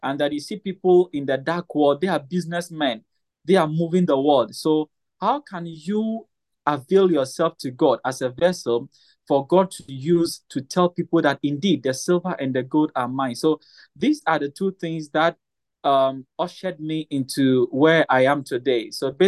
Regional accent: Ghana; I'm from Ghana. I'm a health enthusiast and also a businessman.

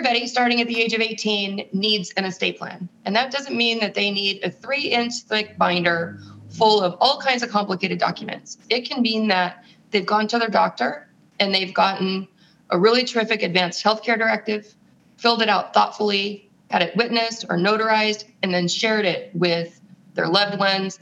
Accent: San Francisco, California, United States; moved away as an adult; also born or lived in Europe / Los Angeles / Rome; I was born in San Francisco

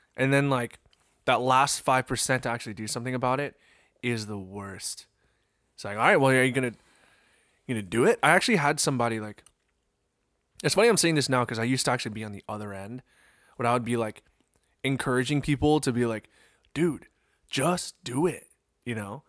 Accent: East Coast, United States; growing up on the East Coast

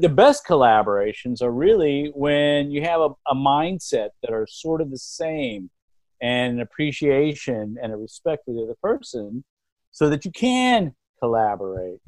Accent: Lubbock, Texas, United States; I grew up in Lubbock, Texas

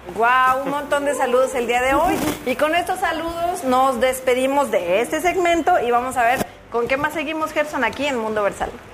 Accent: Mexico; nosotros en, en México pues tenemos todas esas danzas

